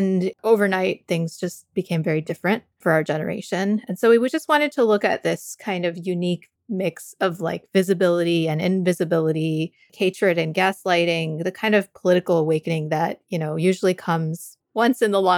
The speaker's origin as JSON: {"language": "English", "country": "Canada", "tie": "born or raised there", "also_born_or_lived": "United States", "said": "I am kind of like a nomad since birth. I've been traveling around. I grew up partially in Canada, partially in the US."}